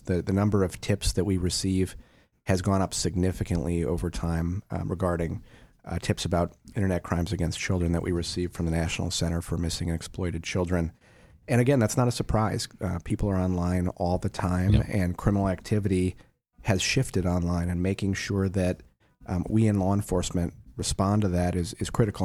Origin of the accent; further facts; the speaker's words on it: Wisconsin, United States; when I was a kid growing up in Wisconsin